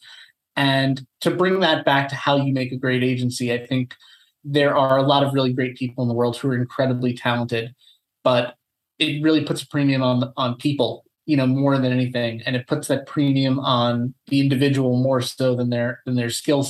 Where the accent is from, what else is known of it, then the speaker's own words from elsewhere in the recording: Long Island, New York, United States; moved away as an adult; also born or lived in Los Angeles / Amsterdam; I grew up on Long Island. I'm a native New Yorker